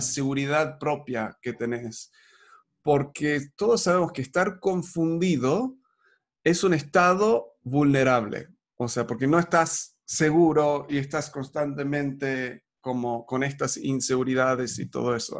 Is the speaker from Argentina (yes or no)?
yes; Argentina